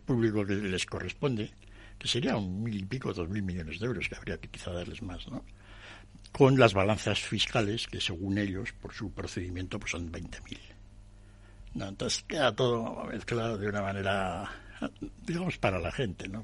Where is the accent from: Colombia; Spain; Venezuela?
Spain; Madrid, Community of Madrid; podríamos los, españoles, los madrileños